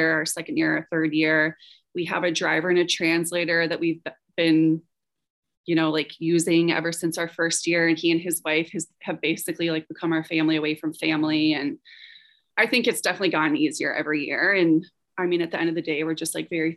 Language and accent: English; Atlanta, Georgia, United States; also born or lived in Detroit, Michigan / Sweden / Russia; now in Charleston, United States; I am from Atlanta, Georgia